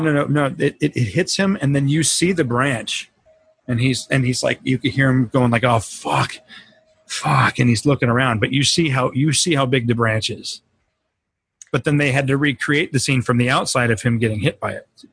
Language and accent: English; Colorado, United States; We grew up in Colorado